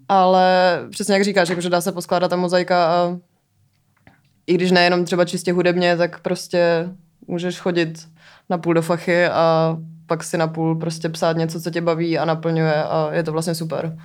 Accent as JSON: {"language": "Czech", "town": "České Budějovice", "region": "South Bohemian Region", "country": "Czechia", "said": "já jsem z Budějic"}